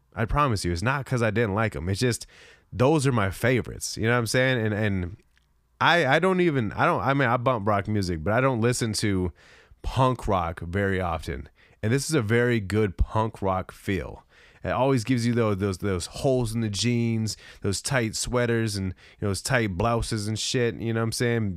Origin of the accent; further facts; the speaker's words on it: San Diego, California, United States; now in Arizona, United States; I'm from San Diego, even though I've been where I'm at currently in Arizona for almost twenty years